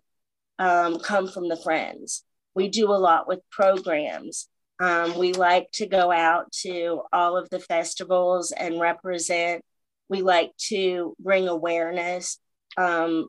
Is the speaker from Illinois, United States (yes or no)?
no; Richlands, Virginia, United States; my hometown, Richlands